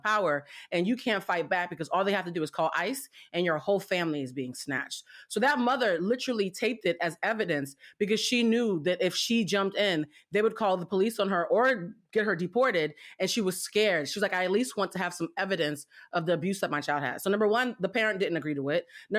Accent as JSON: {"language": "English", "country": "Haiti", "also_born_or_lived": "Cuba", "said": "I'm from Haiti and Cuba."}